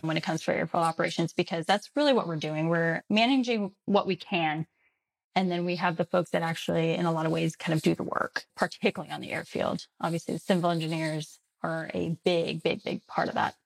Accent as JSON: {"language": "English", "region": "Texas", "country": "United States", "also_born_or_lived": "Colorado", "moved": "as an adult", "said": "I'm originally from Texas"}